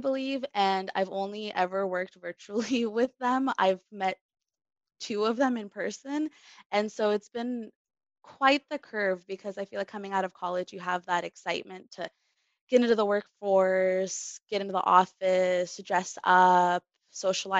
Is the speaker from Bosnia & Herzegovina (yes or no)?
yes; Bosnia & Herzegovina; now in Seattle, United States; I'm originally from Tehran in Bosnia